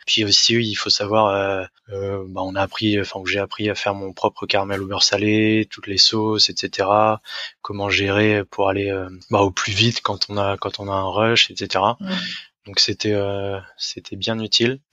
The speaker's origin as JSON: {"language": "French", "town": "Rennes", "region": "Brittany", "country": "France", "moved": "as an adult", "lives_now": "Düsseldorf, Germany", "said": "j'ai 31 ans, je viens de Rennes, et j'habite à Düsseldorf"}